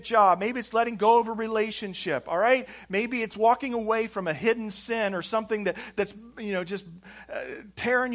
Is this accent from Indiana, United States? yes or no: yes; Indianapolis, Indiana, United States; we're from Indianapolis. Indianapolis, Indiana, United States